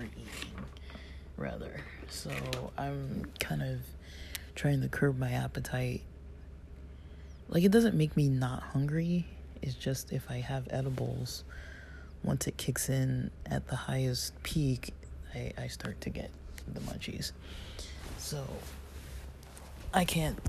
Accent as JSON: {"language": "English", "region": "Southern California", "country": "United States", "tie": "born or raised there", "said": "I'm from SoCal. I mean, I wasn't, like, born here, but I was definitely raised here"}